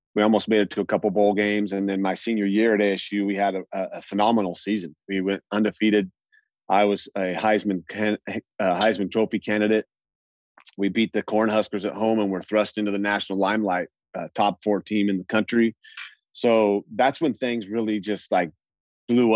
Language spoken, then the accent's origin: English; Idaho, United States; also born or lived in Arizona; I was born and raised in Idaho